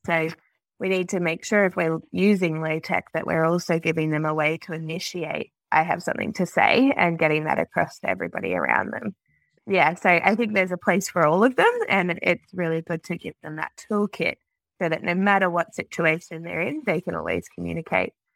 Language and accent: English; Australia; I'm a Australian speech pathologist